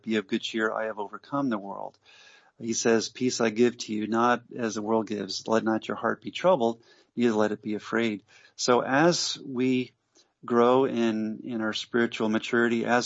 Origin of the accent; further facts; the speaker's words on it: United States; moved away as an adult; also born or lived in New Jersey / Georgia (US state) / Pennsylvania / Montreal, Canada; now in Pigeon Forge, Tennessee, United States; I was raised in New Jersey and Georgia.